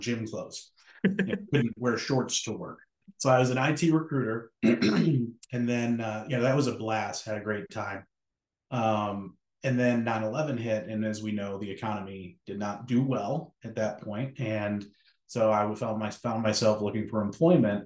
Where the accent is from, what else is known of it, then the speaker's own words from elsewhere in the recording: Western New York, United States; moved away as an adult; also born or lived in Cleveland, Ohio / Chicago; I'm originally from Western New York.